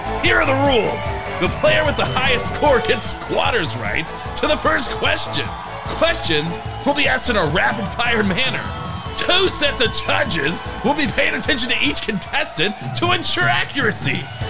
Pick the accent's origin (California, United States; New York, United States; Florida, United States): New York, United States; I grew up in New York. I didn't even know Indians have their own laws.